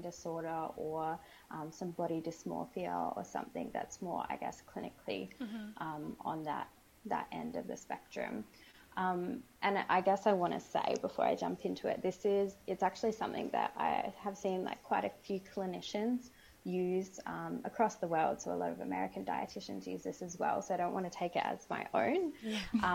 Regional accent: Sydney, New South Wales, Australia; I'm Australian. I'm from Sydney.

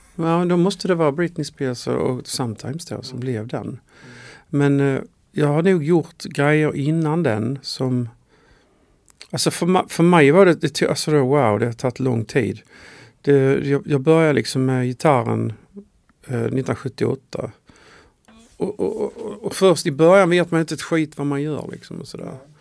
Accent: Skåne, Sweden; Jag är ju från Skåne

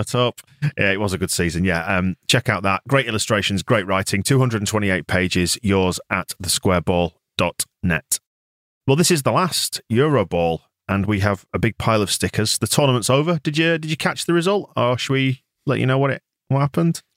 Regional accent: England, United Kingdom; I'm English

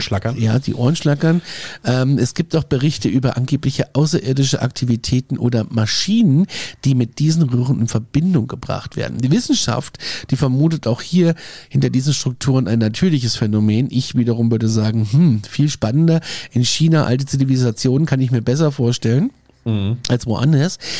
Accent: Aschaffenburg, Bavaria, Germany; hier in Aschaffenburg, in meiner Heimatstadt

